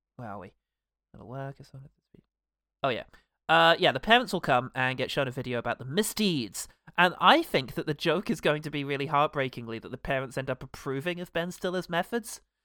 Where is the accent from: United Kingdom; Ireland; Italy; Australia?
United Kingdom; England; as a British person who spent no time in America